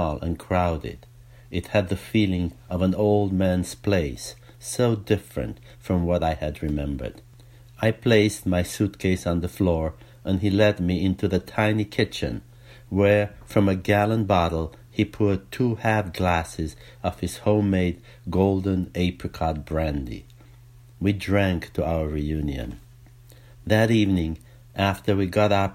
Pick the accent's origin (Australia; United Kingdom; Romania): Romania; now in United States; growing up in Romania